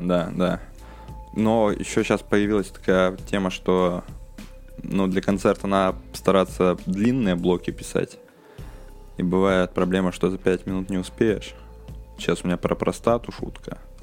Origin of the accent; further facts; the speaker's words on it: Udmurtia, Russia; moved away as an adult; now in Moscow, Russia; я в селе рос в Удмуртии